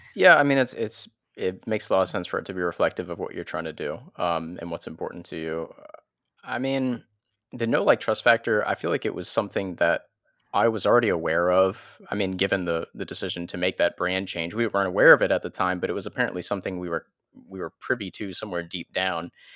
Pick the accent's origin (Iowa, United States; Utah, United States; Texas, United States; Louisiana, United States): Louisiana, United States; New Orleans; moved away as an adult; now in Florida panhandle, United States; we were teenagers in New Orleans